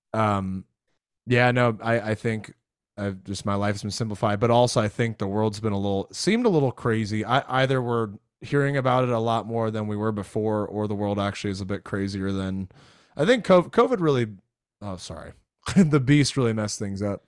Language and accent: English; Florida, United States; moved away; I grew up in Florida